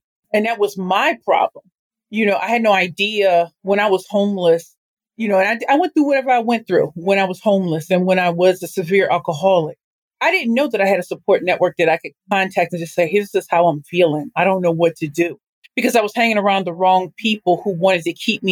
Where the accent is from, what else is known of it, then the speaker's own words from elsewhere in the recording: St. Louis, Missouri, United States; I am from St. Louis, Missouri.